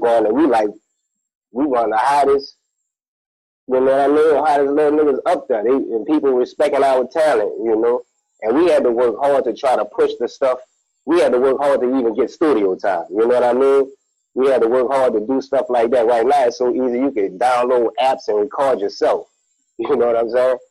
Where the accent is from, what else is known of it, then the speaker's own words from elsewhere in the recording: New Orleans, Louisiana, United States; I'm from New Orleans